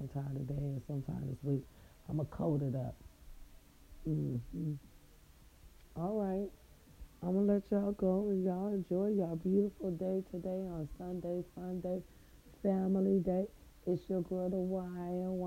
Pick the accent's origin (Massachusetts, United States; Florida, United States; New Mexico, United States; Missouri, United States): Missouri, United States; Raytown; now in California, United States; my little Raytown people